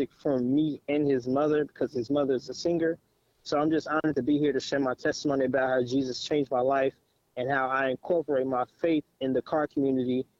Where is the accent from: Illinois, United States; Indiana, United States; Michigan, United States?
Indiana, United States; Gary; now in Cincinnati, United States; born and raised in Gary, Indiana